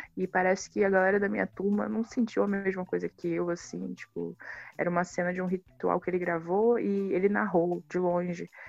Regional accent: Baixada Fluminense, Rio de Janeiro, Brazil; eu nasci na Baixada Fluminense do Rio de Janeiro, que é a periferia do Rio.

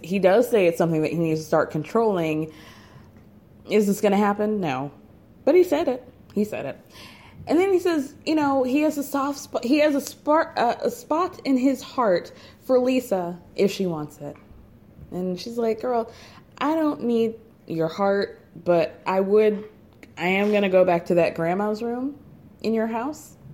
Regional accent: New York, United States; I am a New Yorker through and through.

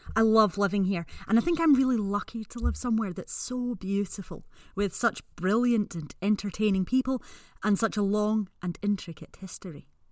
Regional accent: Scotland, United Kingdom

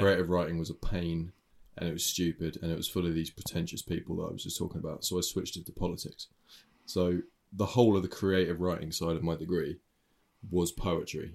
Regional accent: United Kingdom; I'm British

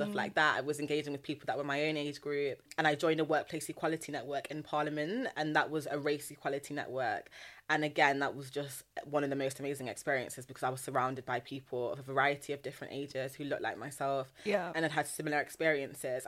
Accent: Nottingham, East Midlands, United Kingdom; I'm also from the Midlands. I'm from Nottingham. Yeah. I'm not from London.

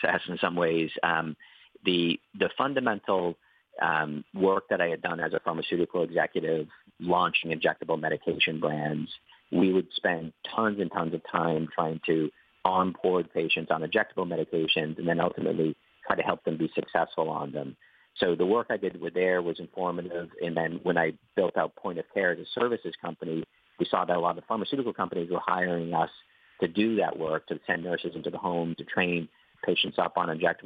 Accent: Boston, Massachusetts, United States; moved away as an adult; now in Ireland; I'm originally from Boston.

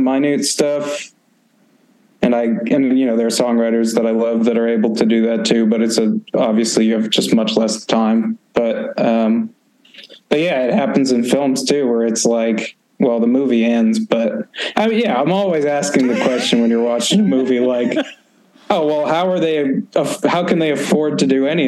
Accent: Maine, United States; I grew up in Maine, but we ended up moving to a town I basically spent no time in.

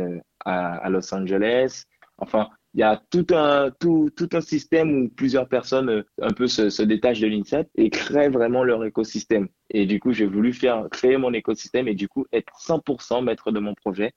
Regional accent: Guadeloupe; now in France; je suis de Guadeloupe.

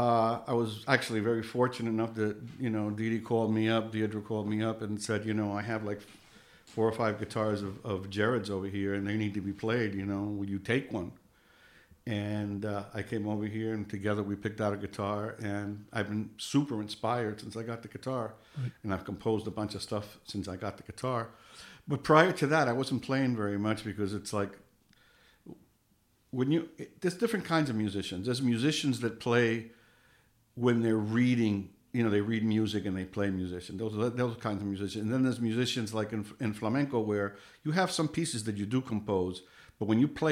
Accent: New York, United States; I grew up in New York

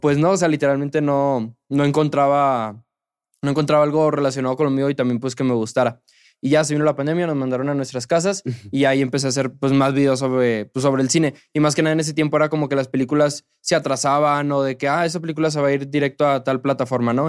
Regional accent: Monterrey, Nuevo León, Mexico; yo le voy a los rayados, soy de Monterrey

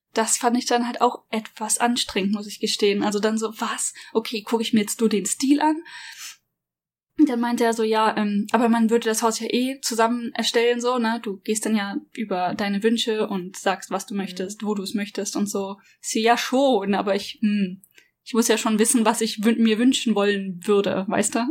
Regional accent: Germany; now in Japan; ich als Deutsche

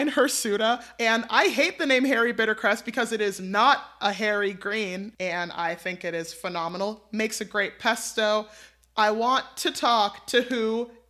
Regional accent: New York City, New York, United States; I'm a New Yorker.

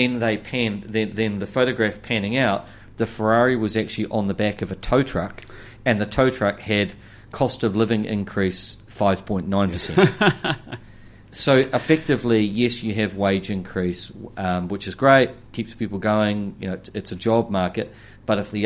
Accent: Clive, Hawke's Bay, New Zealand; as a child, I grew up at in Clive, just opposite the turn off to Whakatū

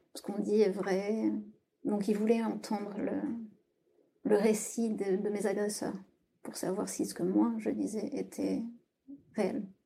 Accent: south-west France, France; moved away as an adult; now in Paris, France; Je vis à Paris depuis une dizaine d'années et je viens du sud-ouest de la France.

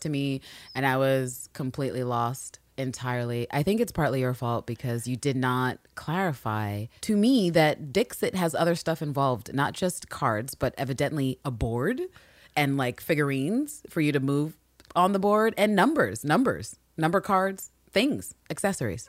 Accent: United States; because we are American

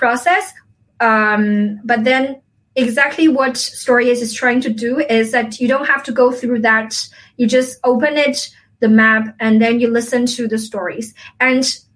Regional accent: a village near Xiamen, Fujian, China; moved away; my hometown, it's not Xiamen, actually, it's my village.

